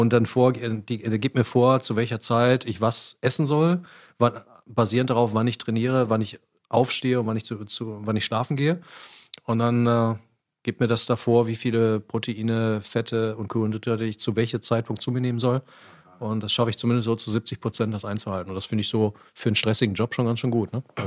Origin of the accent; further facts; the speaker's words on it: Ruhr area, North Rhine-Westphalia, Germany; Ich komme aus dem Ruhrgebiet